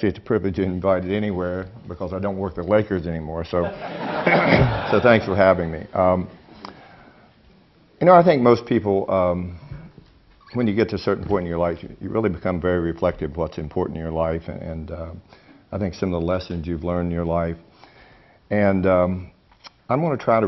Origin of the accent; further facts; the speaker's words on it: West Virginia, United States; I'm from West Virginia. I love being from West Virginia, even though I've been the butt of a lot of jokes. I grew up in a small little community, about 500 people